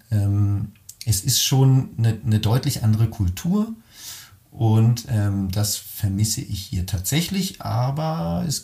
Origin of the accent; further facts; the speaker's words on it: Caldes d'Estrac, Catalonia, Spain; zwischen dem 10. und dem 23. Lebensjahr habe ich eben dort gelebt und bin dort aufgewachsen in der Nähe von Barcelona in einem wunderschönen kleinen Örtchen namens Caldetas, direkt am Strand.